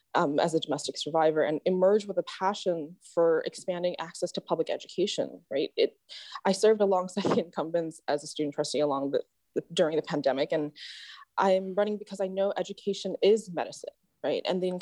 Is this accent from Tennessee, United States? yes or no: no; San Francisco, California, United States; as a child of Chinese Vietnamese refugees born and raised in San Francisco